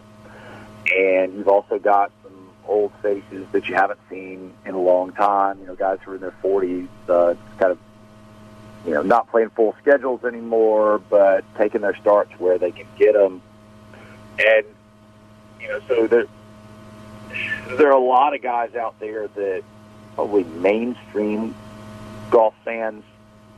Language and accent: English; Jackson, Mississippi, United States; my hometown event